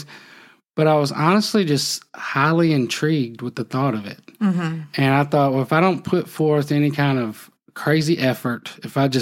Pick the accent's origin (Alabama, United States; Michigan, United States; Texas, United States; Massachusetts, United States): Alabama, United States; Phenix City; moved away as an adult; also born or lived in Birmingham; now in Gardendale, United States; I grew up in Phenix City